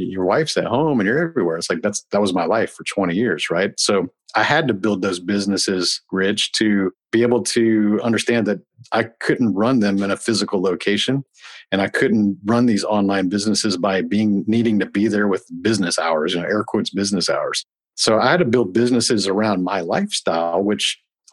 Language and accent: English; Houston, Texas, United States; I was able to stay here in Houston, my hometown